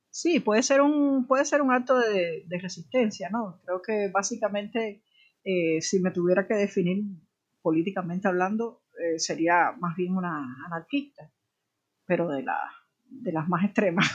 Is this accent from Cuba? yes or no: yes; Havana, Cuba; yo nací en la periferia de la mar